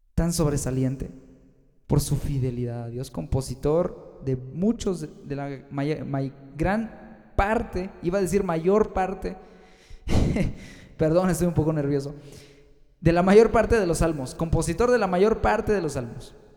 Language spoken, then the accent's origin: Spanish; Mexico; also born or lived in Guanajuato, Mexico; aquí fíjate que en México